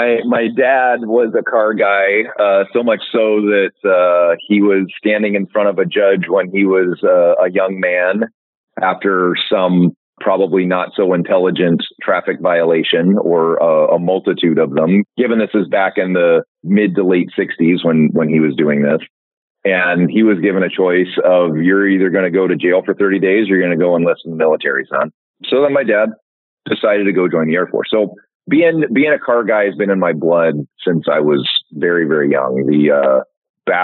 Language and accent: English; Sacramento, California, United States; now in Gig Harbor, United States; I grew up in Sacramento, California